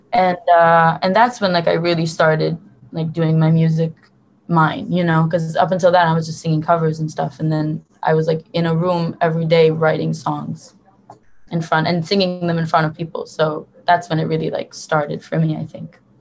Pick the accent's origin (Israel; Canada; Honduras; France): Israel; Tel Aviv, Tel Aviv District; also born or lived in Hoboken, New Jersey, United States; I was born and raised in Tel Aviv in Israel